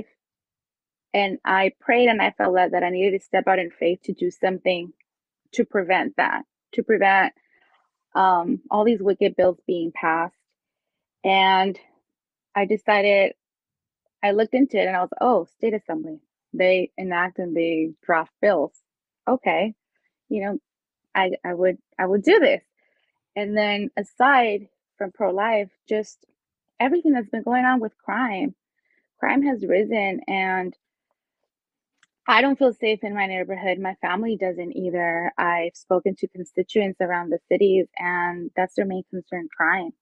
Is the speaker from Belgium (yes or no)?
no; Mexico; moved away as an adult; also born or lived in Hacienda Heights, California; now in California, United States; I can relate to the Hispanic community because I was born in Mexico